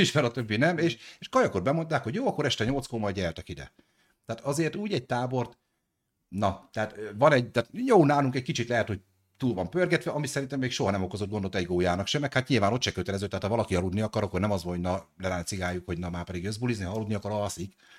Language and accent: Hungarian; Debrecen, Hajdú-Bihar, Hungary; én debreceni vagyok